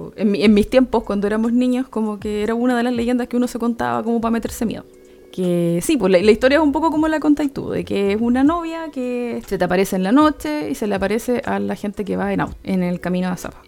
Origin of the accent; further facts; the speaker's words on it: Arica, Arica y Parinacota, Chile; toda la gente que nacimos en Arica y crecimos, vivimos como cuando chicos en Arica